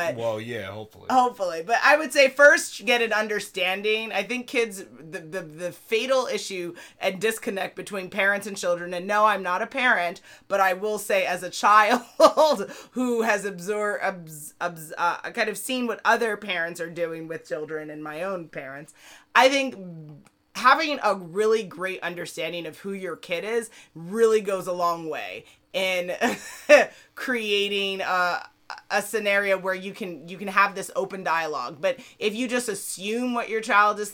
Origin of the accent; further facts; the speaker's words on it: United States; I'm an American